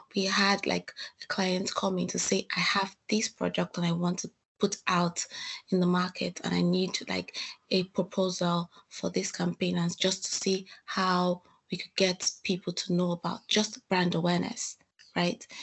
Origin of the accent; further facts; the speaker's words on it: Nigeria; moved away as an adult; now in Salford, United Kingdom; I'm from Nigeria.